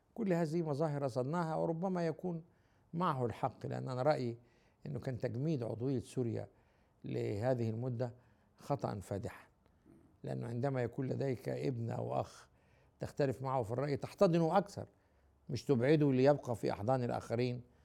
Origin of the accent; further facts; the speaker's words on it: Egypt; أنا راجل مصري